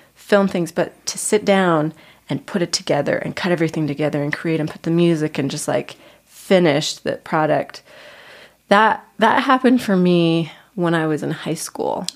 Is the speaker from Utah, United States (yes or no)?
yes; Lehi, Utah, United States; I am originally from Lehi, Utah.